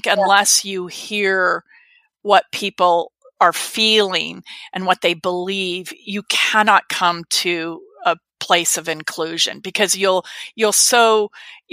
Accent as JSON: {"language": "English", "country": "United States", "said": "growing up in America and being white"}